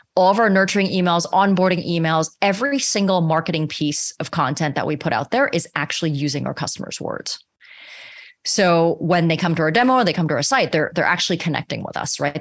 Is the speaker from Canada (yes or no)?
yes; Canada; I'm also Canadian